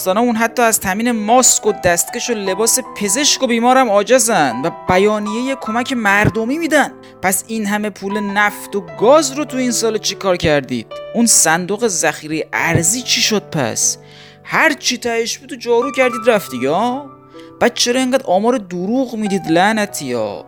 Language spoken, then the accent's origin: Persian; Iran; moved away; منی که ایران نیستم هم حداقل از شهر خودم و همشهریام که فوت میشن اطلاع دارم